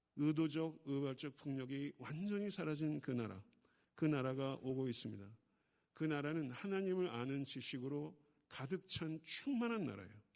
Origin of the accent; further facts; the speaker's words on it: Buyeo, South Chungcheong, South Korea; moved away; 제가 충청남도 구역은 동남리 453번지 제가 거기서 태어났거든요.